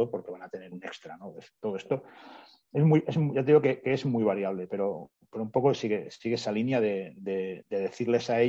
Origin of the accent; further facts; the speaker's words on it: Spain; now in Germany; Eh, somos varios españoles, con lo cual el español también pues, pues nos ayuda bastante en eso.